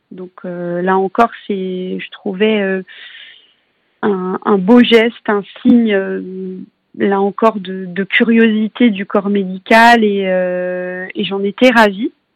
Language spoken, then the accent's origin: French; Paris, Île-de-France, France; je suis parisienne